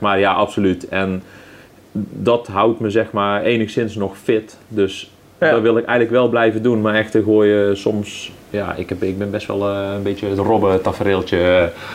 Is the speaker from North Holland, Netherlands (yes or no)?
no; 's-Hertogenbosch, North Brabant, Netherlands; accent: Brabant; Uiteindelijk ga je het echt wel horen dat ik uit Brabant kom, dan dan niet uit bos. Ja. Maar ja, ik, ik altijd echt gewoon een bossenaar geweest